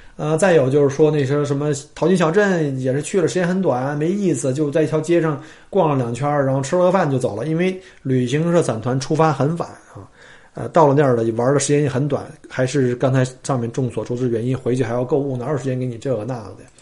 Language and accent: Chinese; China; now in Australia; 我们中国人的最大数字叫九嘛